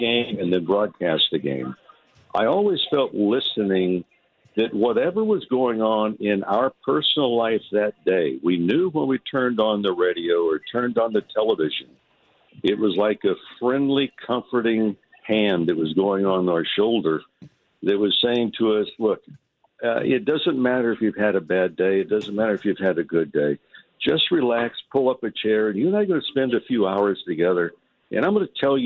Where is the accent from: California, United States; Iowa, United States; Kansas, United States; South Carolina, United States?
California, United States; Santa Monica; myself growing up in Santa Monica